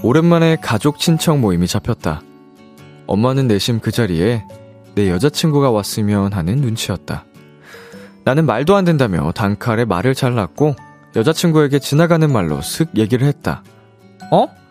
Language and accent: Korean; South Korea; also born or lived in Japan; 제가 한국인으로서